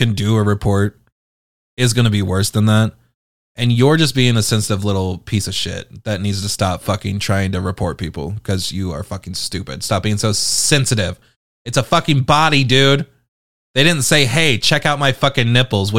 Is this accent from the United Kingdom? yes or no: yes; United Kingdom; I'm British